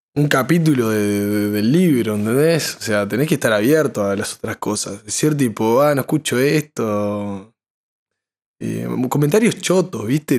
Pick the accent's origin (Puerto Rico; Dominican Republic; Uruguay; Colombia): Uruguay; todos salimos de, Uruguay